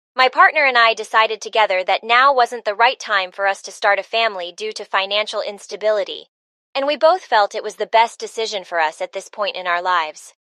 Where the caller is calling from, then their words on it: Chicago, Illinois, United States; I'm calling from Chicago